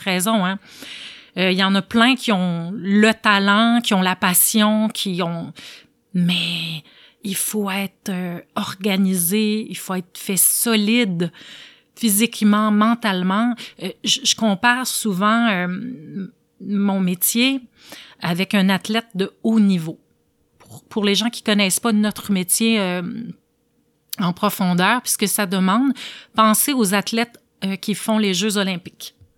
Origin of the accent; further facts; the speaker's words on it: Quebec, Canada; d'être restée dans mon patelin